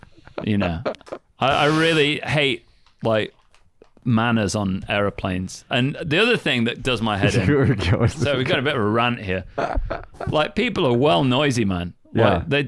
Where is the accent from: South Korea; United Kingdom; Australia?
United Kingdom; now in Japan; Being British.